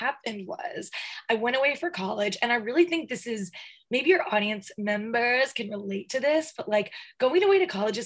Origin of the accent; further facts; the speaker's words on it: the South, United States; I'm from the South.